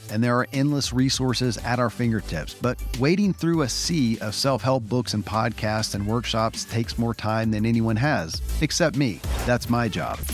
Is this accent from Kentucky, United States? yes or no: yes; Kentucky, United States; born or raised there